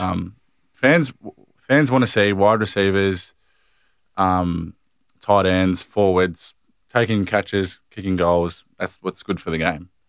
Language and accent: English; Longwarry, Victoria, Australia; also born or lived in Warragul; we grew up in Long Warrior, which is a town ten minutes